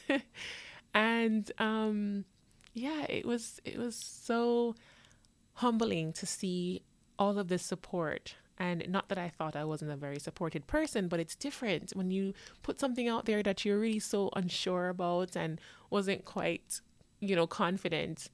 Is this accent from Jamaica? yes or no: yes; Jamaica; also born or lived in New York, United States; now in Florida, United States; I was born in New York, but I went to Jamaica to live and now I live in Florida.